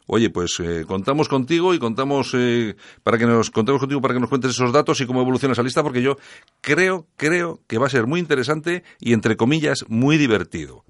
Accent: Spain; los españoles somos 46 millones

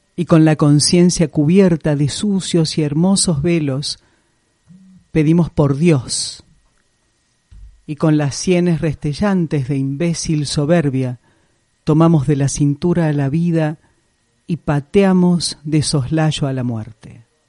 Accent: Rosario, Santa Fe, Argentina; now in Córdoba, Argentina; en Rosario, donde yo vengo

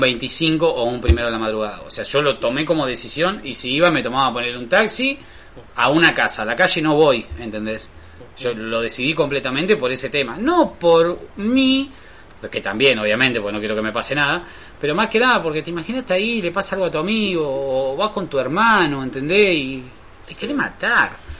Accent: Rosario, Santa Fe, Argentina; somos rosarinos de ciudad

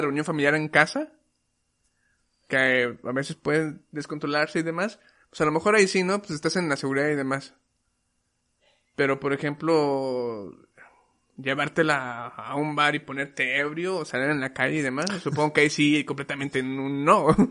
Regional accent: Mexico; nosotros que como mexicanos ya hemos probado un chingo de comida

